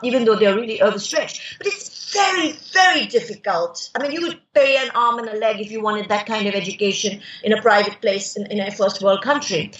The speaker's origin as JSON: {"language": "English", "country": "India", "also_born_or_lived": "United Kingdom / France", "said": "I choose to remain in India"}